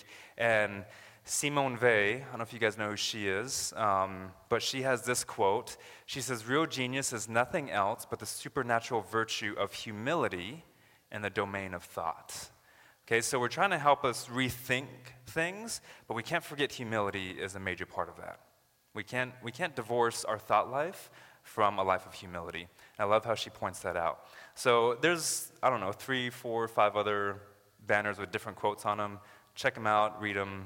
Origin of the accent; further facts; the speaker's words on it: United States; now in Canada; I'm actually American